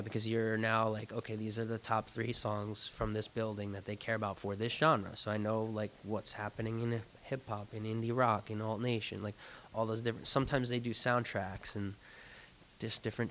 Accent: Jersey Shore, New Jersey, United States; moved away as an adult; also born or lived in New York City; I'm from the Jersey Shore, and I left it to go work full-time in the city

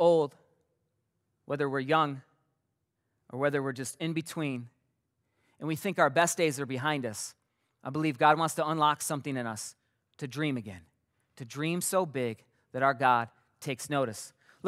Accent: Mason, Michigan, United States; also born or lived in Pinckney, Michigan; 9 years old, we moved to a new city from Pinckney, this little tiny village, to Mason

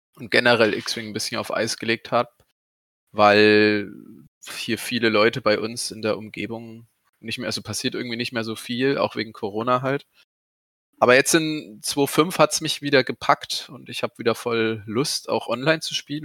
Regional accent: Aschaffenburg, Bavaria, Germany; ich komme ja aus Aschaffenburg

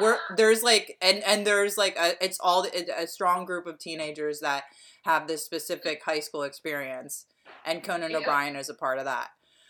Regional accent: Lansdowne, Pennsylvania, United States; Maybe it's because I'm from Lansdowne, which Lansdowne, you always have to be like really hard on the A, or people think you're saying Lansdale.

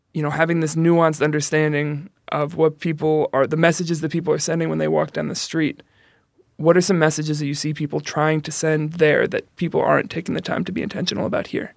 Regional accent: New York City, New York, United States; now in Chicago, United States; I'm from the Bronx.

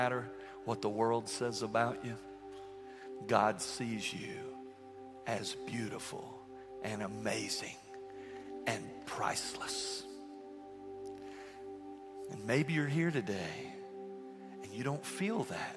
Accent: United States; I'm an American

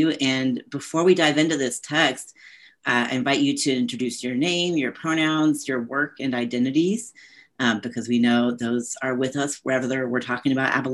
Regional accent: the South, United States; as a white transgender man born and raised in the South, um, I call upon the legacy of my my grandparents, my mother's family

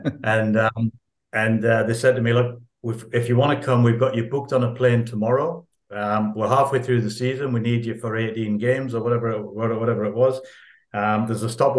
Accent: Newcastle upon Tyne, North East England, United Kingdom; also born or lived in Waterlooville / Windsor; now in Australia; Newcastle is my hometown, northeast of England

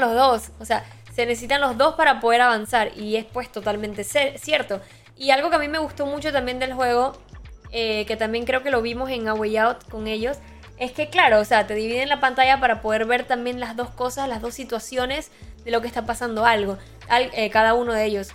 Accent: Boquete, Chiriquí, Panama; yo soy allá de Boquete

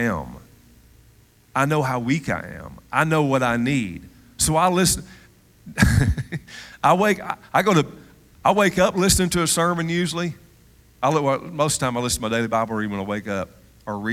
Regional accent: Cullman, Alabama, United States; moved away; I'm from Cullman, Alabama.

